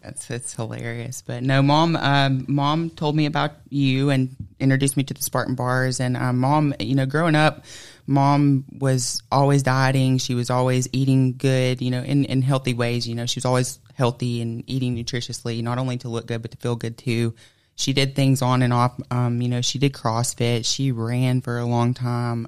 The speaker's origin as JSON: {"language": "English", "town": "Plainville", "region": "Georgia", "country": "United States", "said": "I'm from Plainville, Georgia. I actually still live in Plainville, Georgia"}